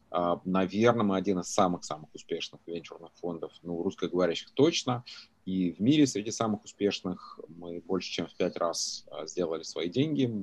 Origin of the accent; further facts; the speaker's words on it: Stary Oskol, Belgorod Oblast, Russia; moved away as an adult; also born or lived in Novokuznetsk, Kemerovo Oblast, Russia; now in United States; я родился в Сибири, в Новокузнецке, вырос э, в таком маленьком городке, которого, может, по Федору Емельяненко народ знает, Старый Оскол а, в Белгородской области. 25 лет э, живу в Америке.